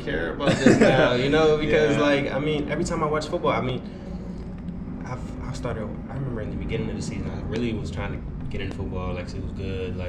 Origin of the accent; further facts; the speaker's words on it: South Carolina, United States; I grew up in South Carolina